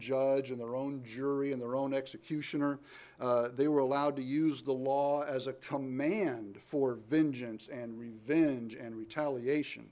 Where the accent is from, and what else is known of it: United States